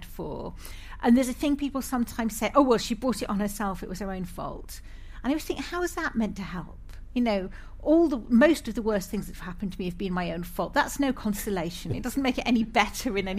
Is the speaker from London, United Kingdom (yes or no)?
no; Scotland, United Kingdom; moved away; also born or lived in England / Ireland; I'm Scottish by birth